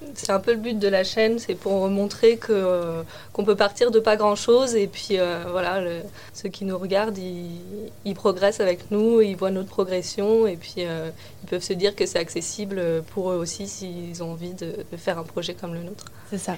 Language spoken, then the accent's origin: French; central France, France; moved away; moi, j'ai grandi euh, dans le centre de la France, dans un petit village